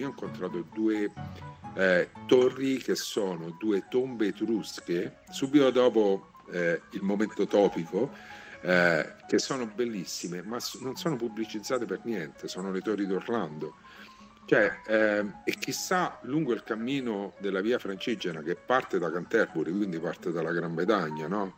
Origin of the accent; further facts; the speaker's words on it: Rome, Lazio, Italy; per me che sono romano e vivo a Roma